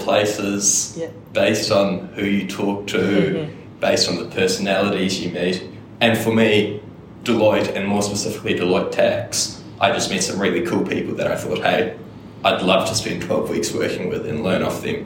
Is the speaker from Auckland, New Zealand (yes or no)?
yes; Auckland, New Zealand; growing up in Auckland and also going to Auckland Uni